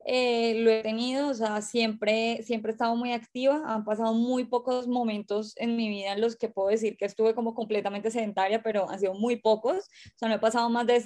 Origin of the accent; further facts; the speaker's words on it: Cali, Valle del Cauca, Colombia; Tengo 32 años y soy de Cali.